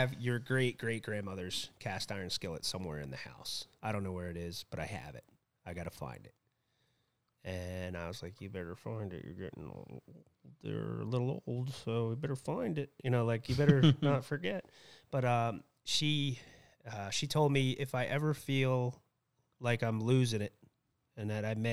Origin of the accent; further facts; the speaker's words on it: Allentown, New Jersey, United States; I grew up in Allentown. I went to school with kids in Millstone